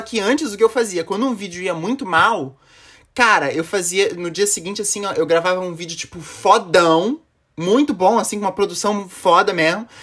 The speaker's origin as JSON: {"language": "Portuguese", "town": "Florianópolis", "region": "Santa Catarina", "country": "Brazil", "said": "Eu sou de Floripa, Santa Catarina."}